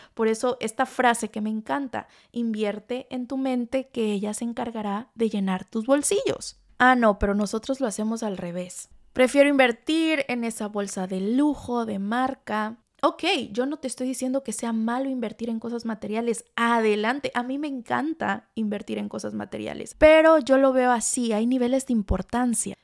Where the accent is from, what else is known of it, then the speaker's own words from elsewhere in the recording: Tlalixcoyan, Veracruz, Mexico; moved away; mi pueblito Tlalixcoyan, en Veracruz